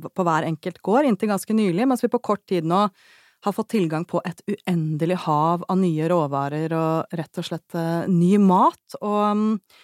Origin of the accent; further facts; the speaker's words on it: Oslo, Norway; da jeg vokste opp i Oslo